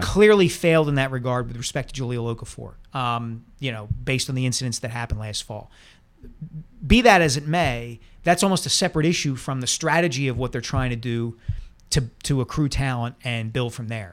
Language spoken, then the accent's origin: English; Montgomery County, just outside Philadelphia, Pennsylvania, United States; I didn't grow up in Philadelphia. I grew up just outside it